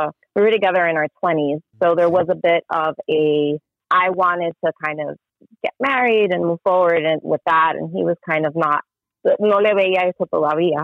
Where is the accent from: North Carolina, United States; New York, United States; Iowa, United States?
New York, United States; New York City; I am from Queens, New York.